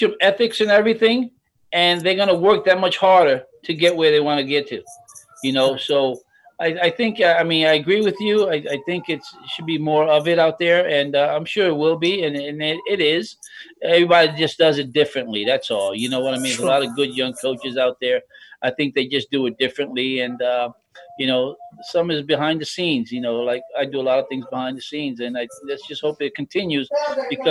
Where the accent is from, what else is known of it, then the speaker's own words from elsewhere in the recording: New York City, New York, United States; I'm from Manhattan